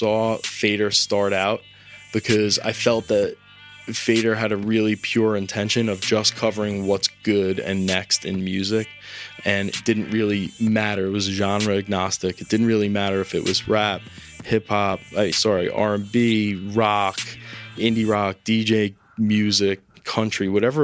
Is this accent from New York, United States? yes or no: yes; South Shore of Long Island, New York, United States; moved away as an adult; also born or lived in Indiana; I grew up on the South Shore of Long Island.